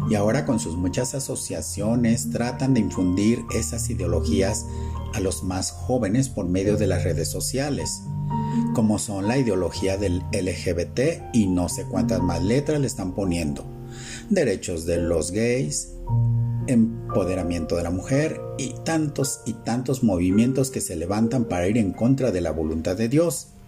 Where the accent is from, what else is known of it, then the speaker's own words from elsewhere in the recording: Mexico; Y como mexicanos es muy común que la gente hable en doble sentido, o como lo conocemos vulgarmente como albures.